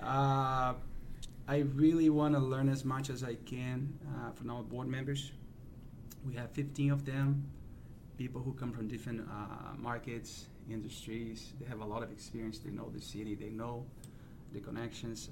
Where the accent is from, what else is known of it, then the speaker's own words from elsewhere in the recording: Brazil; moved away as an adult; also born or lived in United States / Europe / South America; now in St. Louis, United States; I'm from Brazil, uh, Brazilian born